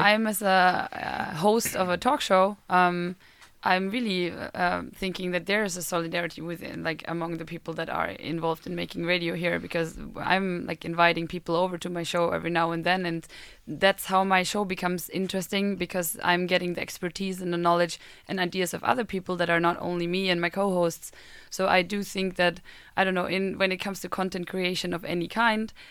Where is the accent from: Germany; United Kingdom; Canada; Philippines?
Germany; moved away as an adult; now in Sweden; I am a German uh, student